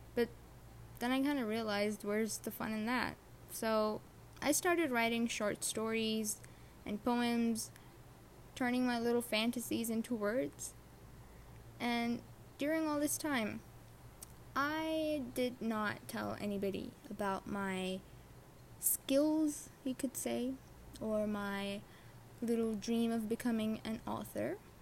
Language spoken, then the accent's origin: English; Saudi Arabia; English is a second language; I was born and raised in Saudi Arabia along with my other siblings.